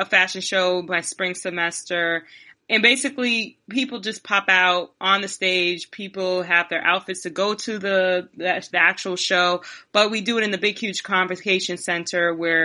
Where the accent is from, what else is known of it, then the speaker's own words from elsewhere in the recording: New Orleans, Louisiana, United States; I'm from New Orleans, where it never goes below 60 degrees